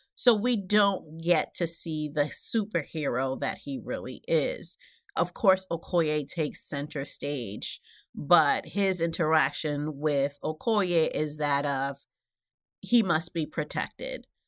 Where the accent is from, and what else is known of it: New York City, New York, United States; born or raised there; also born or lived in Haiti